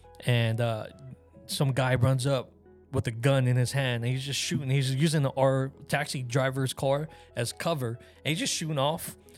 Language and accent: English; Las Vegas, Nevada, United States; also born or lived in Hawaii; growing up in Vegas, we didn't really have any like professional teams.